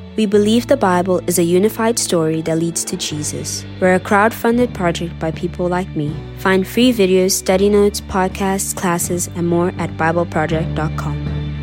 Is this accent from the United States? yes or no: no; Mozambique; I am from Mozambique in Southeast Africa.